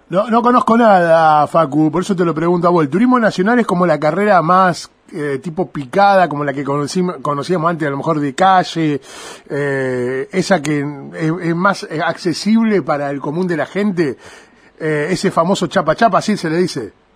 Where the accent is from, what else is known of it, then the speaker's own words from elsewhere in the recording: Arrecifes, Buenos Aires Province, Argentina; de la zona del campo donde yo nací, así por Arrecifes